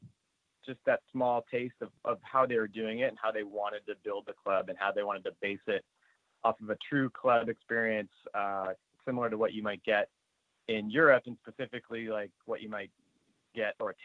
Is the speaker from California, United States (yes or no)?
yes; Southern California, United States; I grew up playing soccer in Southern California